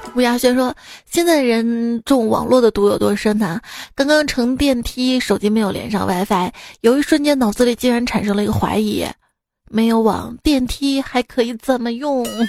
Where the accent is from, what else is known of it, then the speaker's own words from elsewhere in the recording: Xi'an, Shaanxi, China; 作为一名西安人啊